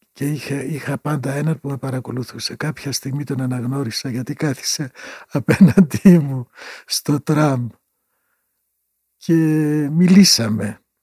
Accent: Greece; also born or lived in Pieria (home village) / Berlin, Germany; από την Ελλάδα

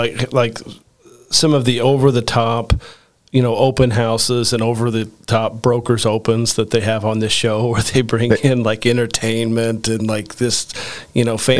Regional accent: southern Indiana, United States; we're a couple of Midwestern guys born and raised in Indiana. I'm from a small farm town in southern Indiana.

